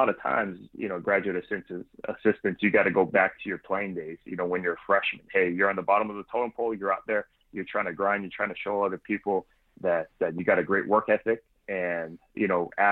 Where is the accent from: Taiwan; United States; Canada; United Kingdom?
United States; Hawaii; moved away as an adult; also born or lived in Memphis, Tennessee; I was born and raised here in Hawaii, played at the University of Hawaii